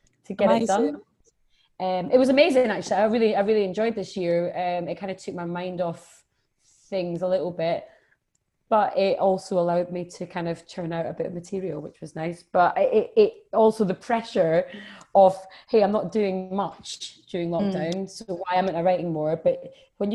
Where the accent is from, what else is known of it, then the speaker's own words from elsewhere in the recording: Edinburgh, Scotland, United Kingdom; I'm from Edinburgh